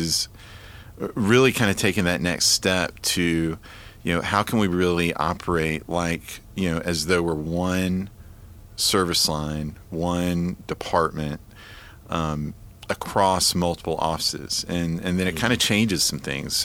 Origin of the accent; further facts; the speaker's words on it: Marietta, Georgia, United States; moved away as an adult; also born or lived in Atlanta, Georgia; now in Nashville, United States; I was born in Atlanta, Georgia, grew up in Marietta, Georgia, and really lived there my entire life